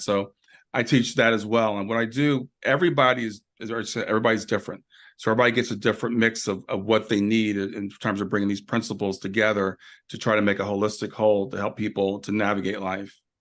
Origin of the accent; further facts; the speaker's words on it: Columbus, Ohio, United States; also born or lived in Kentucky; now in Cincinnati, United States; I grew up in Columbus, but I'm in Cincinnati now.